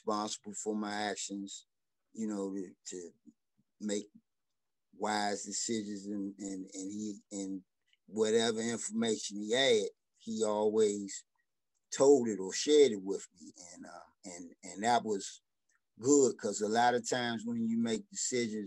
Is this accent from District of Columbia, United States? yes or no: yes; Washington, District of Columbia, United States; I grew up in Washington, D.C., in the Northwest